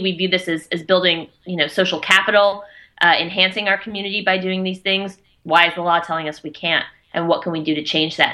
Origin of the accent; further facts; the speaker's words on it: Atlanta, Georgia, United States; moved away as an adult; now in Maine, United States; growing up in Georgia in suburban Atlanta